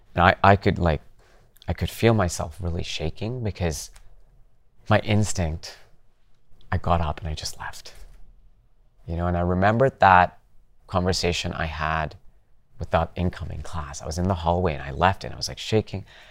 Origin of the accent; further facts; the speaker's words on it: Calgary, Alberta, Canada; moved away; I grew up in Canada, in Calgary.